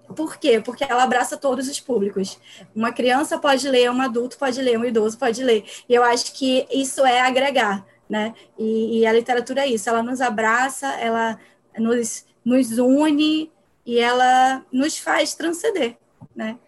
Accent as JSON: {"language": "Portuguese", "region": "Pernambuco", "country": "Brazil", "moved": "yes", "lives_now": "Rio de Janeiro, Brazil", "said": "Eu sou pernambucana, moro no Rio de Janeiro"}